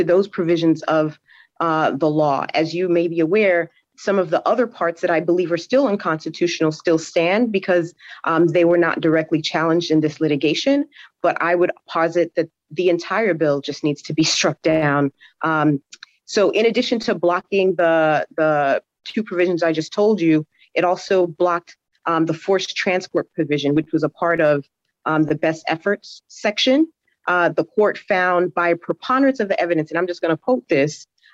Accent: Haiti; now in Florida, United States; as a Haitian immigrant myself, because I was born in Haiti

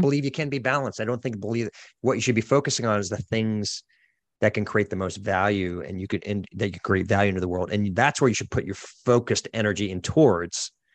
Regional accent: Boston, Massachusetts, United States; moved away; I'm originally from the Boston area

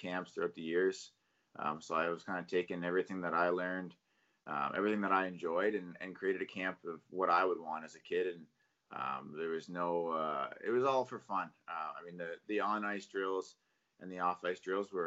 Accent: Yarmouth, Nova Scotia, Canada; moved away; I grew up in Yarmouth, and Yarmouth's pretty far from everything

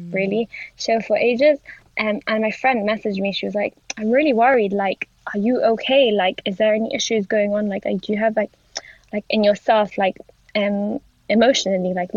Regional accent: Gibraltar; moved away; I'm from Gibraltar, which is on the continent. And I literally, like, I grew up, like, next to Spain

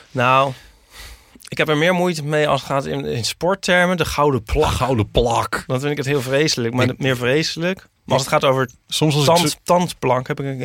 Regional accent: Germany; mijn zusje en ik, met het, als, Duitse, als Duitsers Franse woorden, dan kunnen we ook niet tegen.

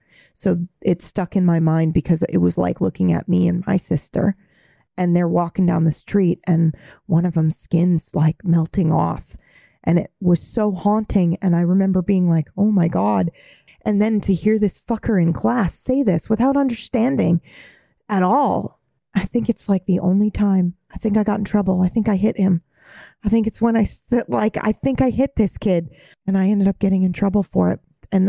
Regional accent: Japan; And I grew up in Japan.

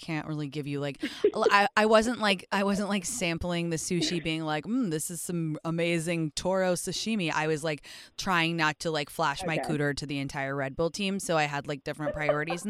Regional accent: London, United Kingdom; moved away; I grew up in London in the 2000s

